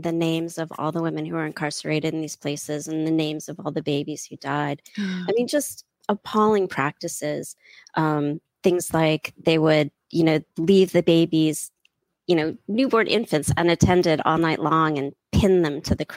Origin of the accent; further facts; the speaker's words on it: United States; I'm American